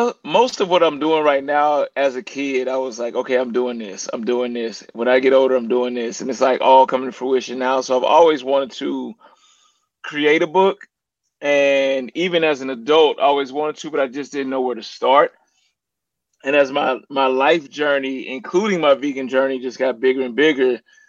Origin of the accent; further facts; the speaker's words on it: St. Louis, Missouri, United States; I'm from St. Louis, which the area code is 314